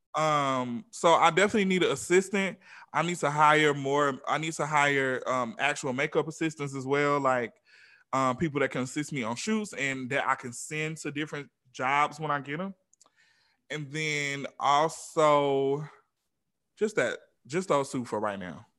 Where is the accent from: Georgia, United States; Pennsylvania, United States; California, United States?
Georgia, United States; Atlanta; now in Los Angeles, United States; I'm from Atlanta